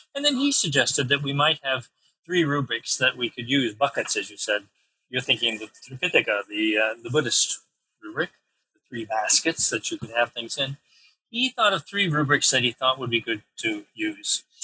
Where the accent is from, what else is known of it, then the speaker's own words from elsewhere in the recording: New York, United States; I'm a New Yorker